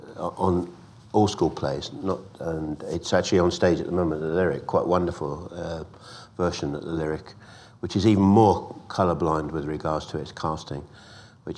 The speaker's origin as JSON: {"language": "English", "region": "London", "country": "United Kingdom", "tie": "born or raised there", "said": "when I was growing up in Islington, North London"}